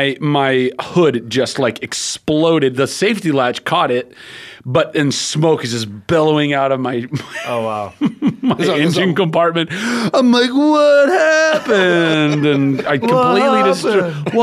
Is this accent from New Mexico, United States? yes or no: no; Ventura, California, United States; I grew up in Ventura